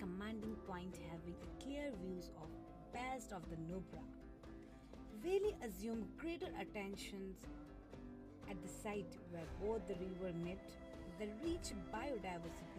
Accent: Ladakh, India; moved away as an adult; now in Mysore, India; Ladakh, my hometown

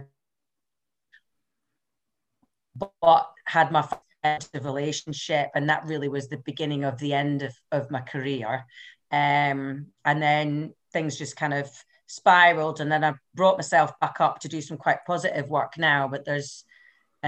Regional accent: Highlands and Islands, Scotland, United Kingdom; accent: Scottish; moved away as an adult; now in Glasgow, United Kingdom; I'm actually from the Highlands and Islands up north. So I'm from somewhere where we didn't even have a hairdresser or a cash machine until the late 90s. So proper Highland lassie

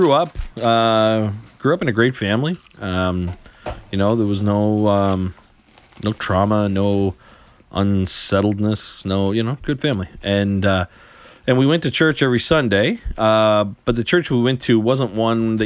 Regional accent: Western Prince Edward Island, Canada; the community I grew up in Western PEI

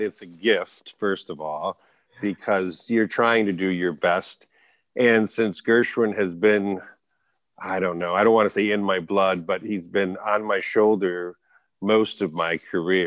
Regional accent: Bay City, Michigan, United States; Bay City, Michigan, my hometown

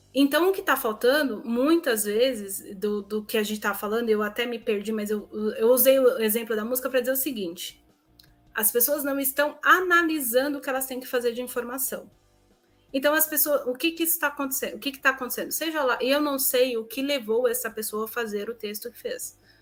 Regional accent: São Paulo, Brazil; moved away as an adult; eu sou de São Paulo

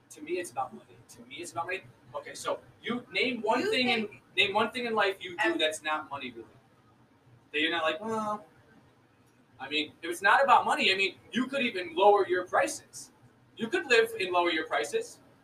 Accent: United States; I was born in America.

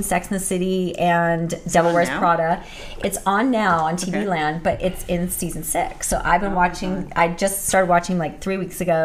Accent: Thousand Oaks, California, United States; also born or lived in Whittier, California; I had my first clothing store when I was 18 years old in Thousand Oaks, where I'm from

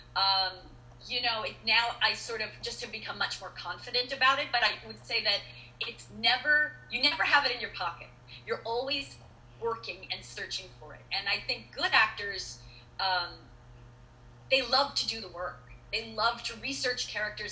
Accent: East Coast, United States; I'm from the East Coast

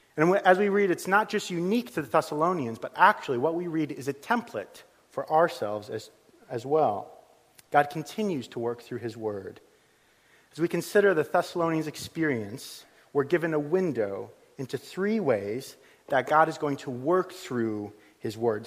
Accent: United States; moved away as an adult; also born or lived in Liverpool; now in Suffolk, United Kingdom; I'm from the United States

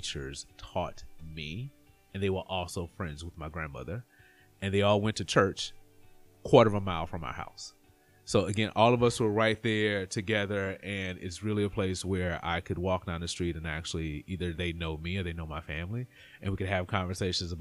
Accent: Terry, Mississippi, United States; moved away; I grew up in a small town outside of Jackson, Mississippi, Terry, Mississippi.

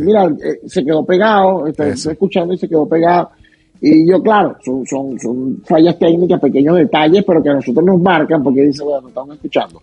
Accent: Venezuela; born or raised there; moved away as an adult; now in Utah, United States

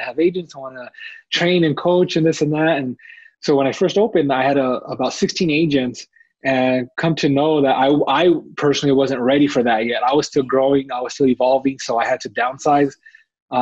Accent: Albuquerque, New Mexico, United States; I'm from Albuquerque, New Mexico

